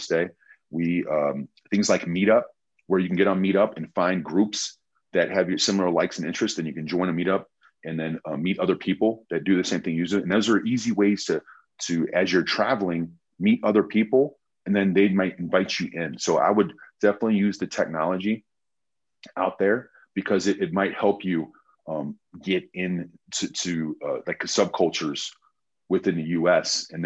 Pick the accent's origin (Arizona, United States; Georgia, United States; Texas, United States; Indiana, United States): Indiana, United States; Indianapolis; we wouldn't say we're from Indianapolis, we'd say Chicago